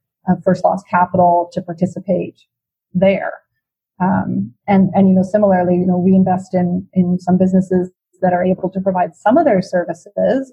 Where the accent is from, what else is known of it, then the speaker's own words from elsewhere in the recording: Vancouver, British Columbia, Canada; also born or lived in Toronto; I'm originally from Vancouver, born and raised